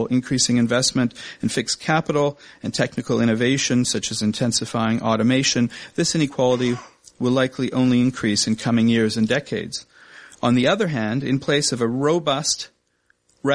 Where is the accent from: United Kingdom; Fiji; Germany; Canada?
Canada